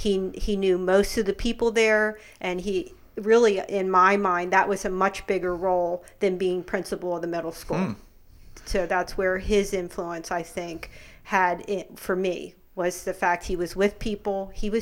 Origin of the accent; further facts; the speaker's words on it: Lancaster County, Pennsylvania, United States; I'm from Lancaster County. So, no, we are not. We're Pennsylvania Dutch, but no Amish.